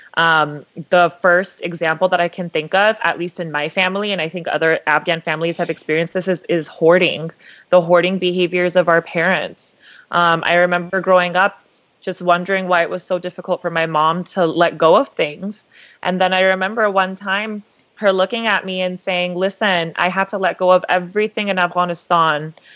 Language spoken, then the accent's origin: English; Los Angeles, California, United States; I'm from LA as well, like Samaya